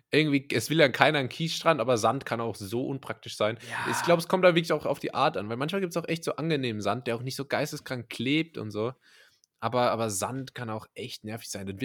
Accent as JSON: {"language": "German", "country": "Germany", "tie": "born or raised there", "said": "ich bin hier so aufgewachsen in Deutschland"}